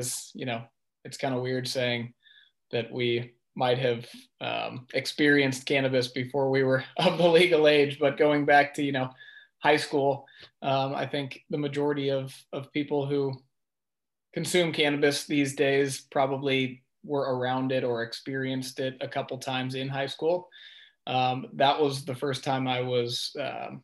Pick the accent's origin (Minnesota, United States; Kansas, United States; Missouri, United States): Missouri, United States; St. Louis; I was born and raised in St. Louis, Missouri